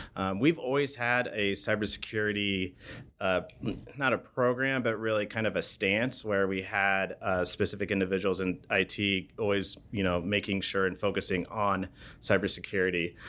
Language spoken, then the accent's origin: English; Bend, Oregon, United States; born and raised in Bend, Oregon.